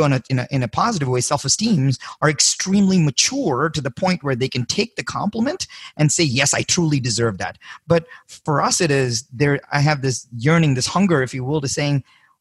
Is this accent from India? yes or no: yes; India; moved away as an adult; I was born in India